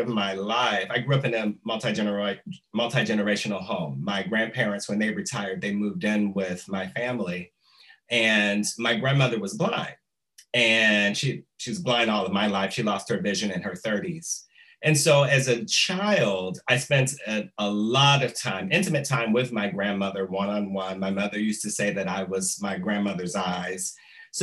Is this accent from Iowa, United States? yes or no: no; Detroit, Michigan, United States; moved away as an adult; now in Chicago, United States; I am originally from Detroit, Michigan